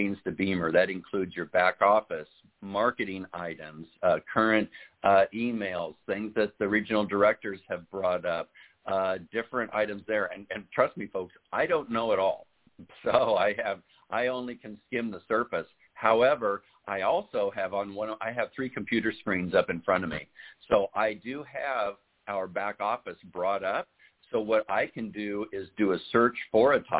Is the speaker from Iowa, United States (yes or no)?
yes; Urbandale, Iowa, United States; moved away; I'm originally from Des Moines, from Urbandale